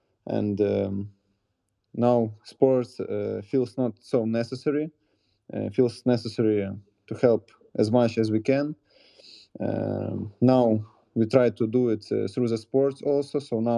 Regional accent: Kyiv, Ukraine; I'm from Kyiv, Ukraine.

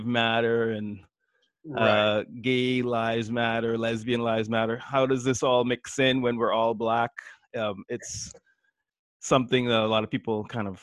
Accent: Toronto, Ontario, Canada; we're from Toronto.

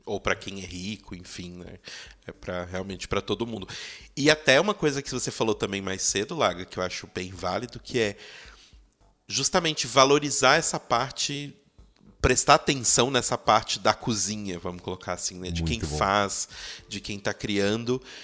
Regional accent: Belo Horizonte, Minas Gerais, Brazil; eu sou de BH

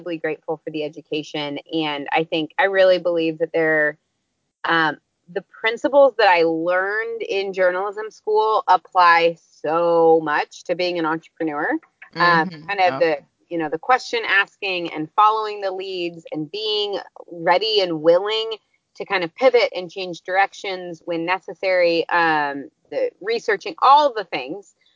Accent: just outside of St. Louis, Missouri, United States; moved away as an adult; also born or lived in Uganda; I grew up just outside of St. Louis

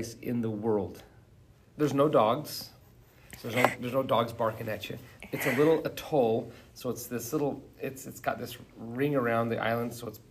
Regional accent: Providence, Utah, United States; I grew up right here in Providence, Utah, and about 2 miles from the very place we're doing this podcast

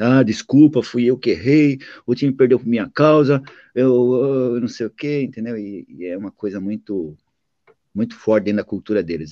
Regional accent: Santo André, São Paulo, Brazil; moved away as an adult; now in Japan; Eu nasci em Santo André

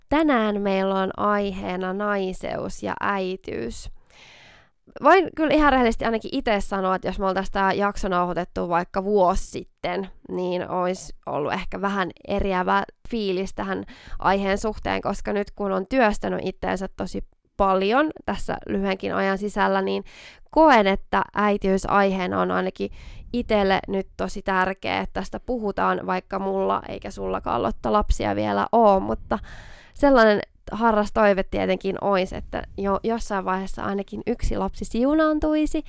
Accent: Oulu, North Ostrobothnia, Finland; accent: Oulu dialect; me tunnetaan Lotan kanssa tuolta ihan lapsuudesta asti, eli ollaan siis Oulusta molemmat kotoisin

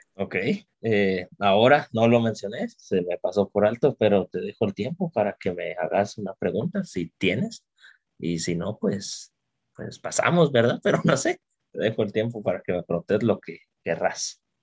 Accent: Guatemala

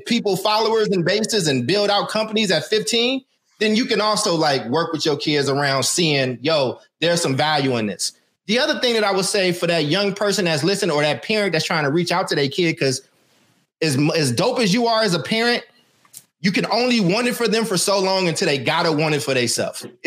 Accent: Oakland, California, United States; also born or lived in Emeryville; I was in the wrong classes when I got to Emory High because I was coming from Oakland over to Emory

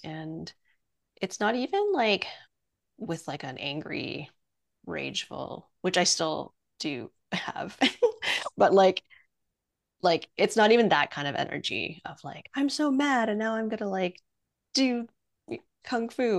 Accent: Montreal, Quebec, Canada; also born or lived in Penang, Malaysia; I was born in in Malaysia in Penang and we moved when I was like 3 um, to Montreal

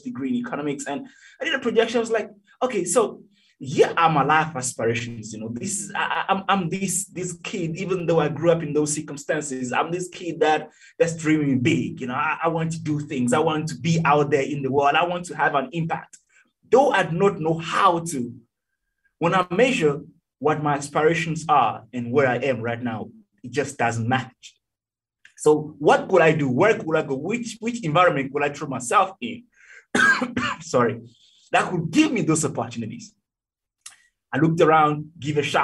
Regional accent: Togo; now in Turkey; I was born in Togo, T-O-G-O, West Africa

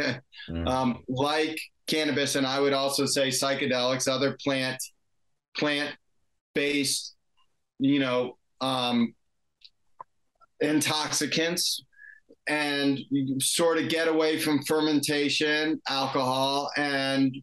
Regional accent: Washington, District of Columbia, United States; moved away as an adult; also born or lived in California; I grew up in Washington, D.C. area, and I went to college in California

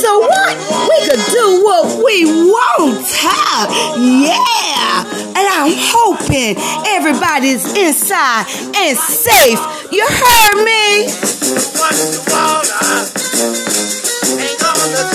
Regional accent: New Orleans, Louisiana, United States; born or raised there; moved away

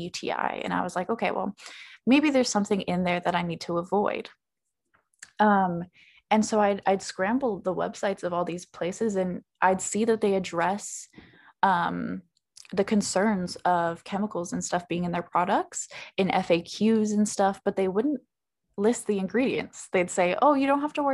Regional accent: Ontario, Canada; I grew up in Ontario, I was born in Ontario

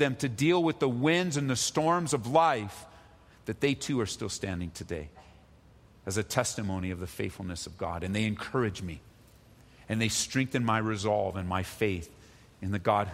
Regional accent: California, United States; growing up in California

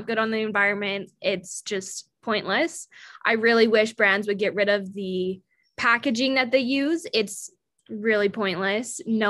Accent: Salt Lake City, Utah, United States; I'm from Salt Lake City, Utah

